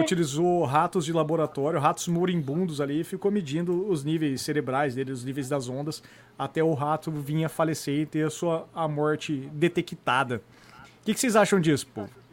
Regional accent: Brazil; a gente vive sendo brasileiro

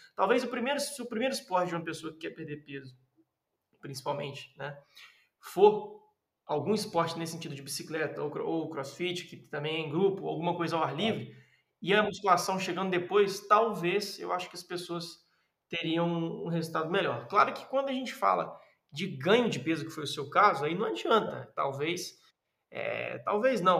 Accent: Minas Gerais, Brazil; moved away; also born or lived in southern Brazil

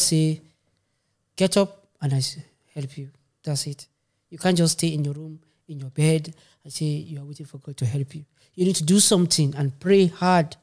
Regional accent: Kano State, Nigeria; also born or lived in Maiduguri, Borno, Nigeria; now in Stuttgart, Germany; So, I'm from Nigeria. I born in Maiduguri. Grow up in Kano State.

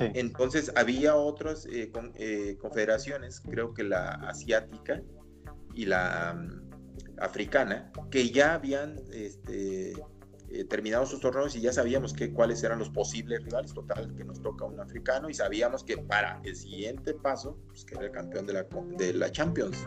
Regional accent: Mexico; todas las demás hemos sido mexicanos

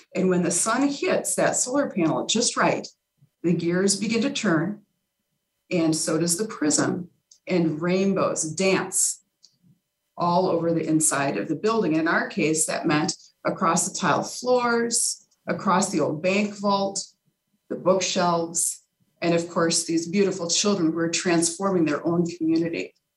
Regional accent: Carver, Minnesota, United States; downtown Carver, which is uh, my hometown

